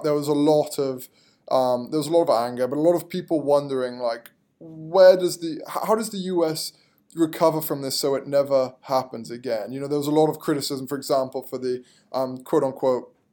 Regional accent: England, United Kingdom; moved away; I'm from England originally

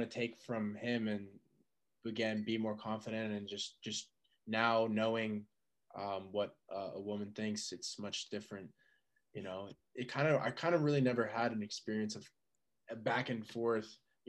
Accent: Colorado, United States; I was born in Colorado

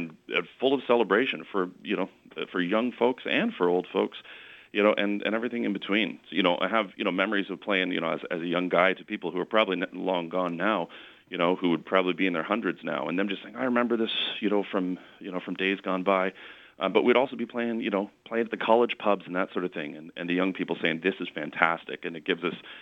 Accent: Canada; I am half Scottish. Now, I mean, I'm Canadian. You know, I've never lived overseas

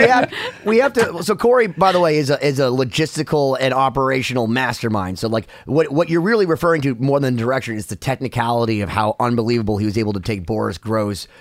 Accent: United States; I'm an American

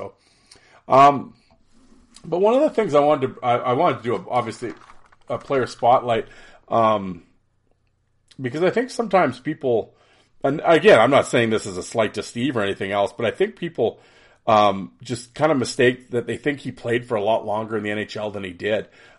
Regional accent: Saskatchewan, Canada; But we talk about, growing up in Saskatchewan, playing for the Saskatoon Contacts.

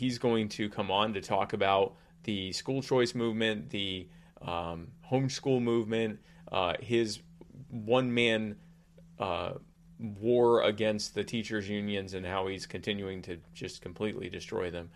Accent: Baltimore, Maryland, United States; I was born in Baltimore.

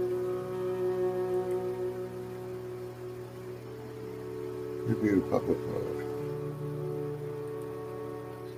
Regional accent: United States; I'm from the United States

